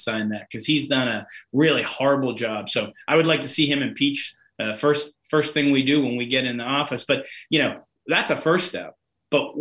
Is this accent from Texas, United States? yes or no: no; Hazleton, Pennsylvania, United States; my hometown of Hazelin, Pennsylvania